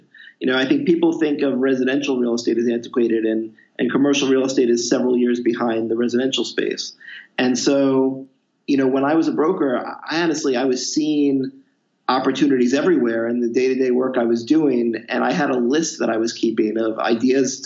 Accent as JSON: {"language": "English", "town": "Philadelphia", "region": "Pennsylvania", "country": "United States", "tie": "born or raised there", "also_born_or_lived": "Boston / New York City", "moved": "as an adult", "said": "So I grew up in the Philadelphia area, went to school in Boston."}